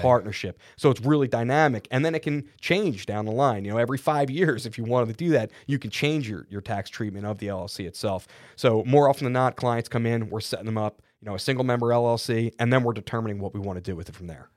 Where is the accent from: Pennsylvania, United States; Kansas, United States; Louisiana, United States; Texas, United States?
Pennsylvania, United States; Philadelphia; I'm from Philly